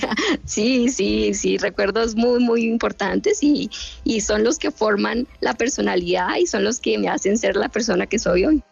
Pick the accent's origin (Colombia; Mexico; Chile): Colombia; Bogotá; moved away as an adult; now in United States; Yo nací en Bogotá